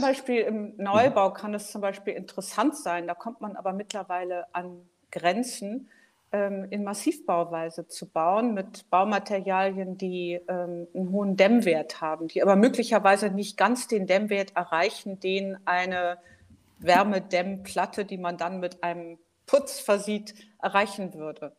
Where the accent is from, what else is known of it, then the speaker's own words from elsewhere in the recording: Hamburg, Germany; now in Berlin, Germany; Ich komme ursprünglich aus Hamburg, lebe aber schon lange in Berlin